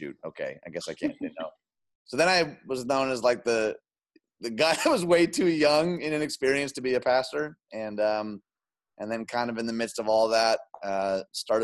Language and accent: English; outside Detroit, Michigan, United States; moved away as an adult; also born or lived in Chicagoland; I grew up outside Detroit